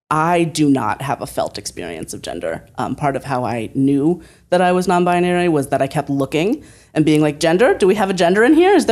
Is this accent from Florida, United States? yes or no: no; Oregon, United States; I'm from Southern Oregon.